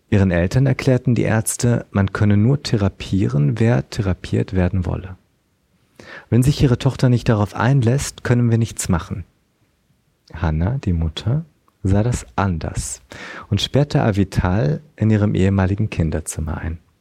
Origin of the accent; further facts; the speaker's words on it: Berlin, Germany; aber ich komme auch aus Berlin